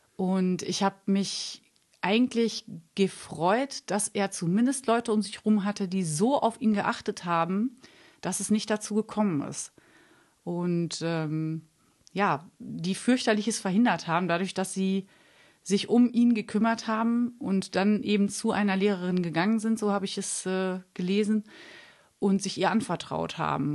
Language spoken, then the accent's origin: German; Münster, North Rhine-Westphalia, Germany; ich komme ja auch aus Münster